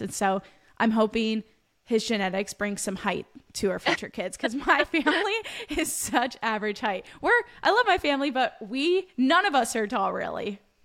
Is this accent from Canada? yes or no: no; Pennsylvania, United States; I'm from Pennsylvania